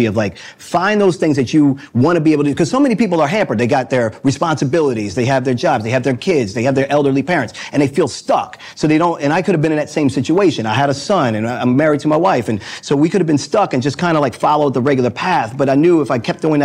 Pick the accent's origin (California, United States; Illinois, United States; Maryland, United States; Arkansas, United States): Maryland, United States; Baltimore; I'm a boy from Baltimore. That's hometown, born and raised